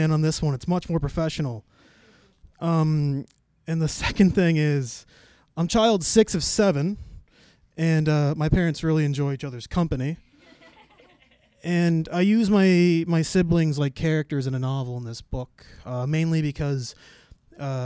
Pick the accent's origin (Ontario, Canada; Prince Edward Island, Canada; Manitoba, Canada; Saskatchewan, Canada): Prince Edward Island, Canada; North Lake; moved away; also born or lived in Guelph; I'm a fisherman from North Lake